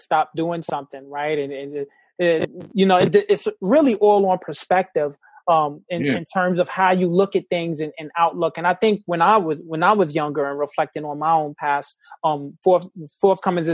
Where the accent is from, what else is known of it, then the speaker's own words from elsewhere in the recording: New York City, New York, United States; in New York City, I grew up in the Bronx